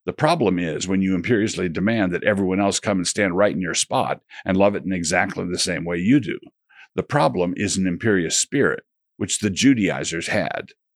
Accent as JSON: {"language": "English", "country": "United States", "said": "I'm a Christian, but I do so as an American."}